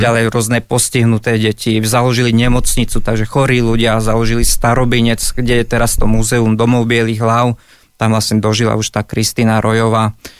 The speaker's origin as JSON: {"language": "Slovak", "town": "Stará Turá", "region": "Trenčín Region", "country": "Slovakia", "tie": "born or raised there", "said": "Vyrastal som v Starej Ture"}